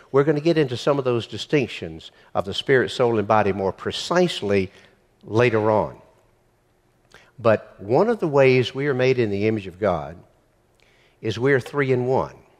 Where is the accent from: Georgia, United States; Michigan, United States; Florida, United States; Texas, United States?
Georgia, United States; Macon; Macon doesn't make you a Christian 'cause I was born there, too.